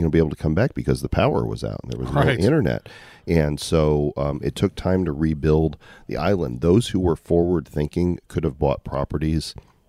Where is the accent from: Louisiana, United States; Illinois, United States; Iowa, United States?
Illinois, United States; also born or lived in Texas / Oklahoma; now in Puerto Rico; I grew up in Illinois. So I stood at the damn bus stop in those cold winters for 12 years.